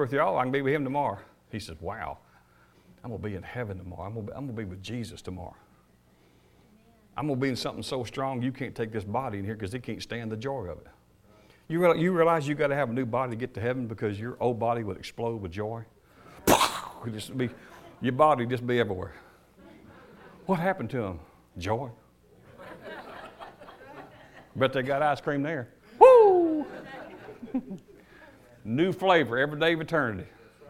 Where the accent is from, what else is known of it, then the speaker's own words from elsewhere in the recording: United States; I am an American